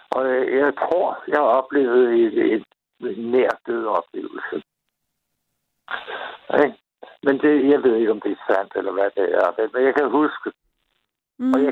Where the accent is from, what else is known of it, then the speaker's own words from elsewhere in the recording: Copenhagen, Capital Region of Denmark, Denmark; moved away as an adult; now in Lolland, Denmark; Jeg er opvokset i København.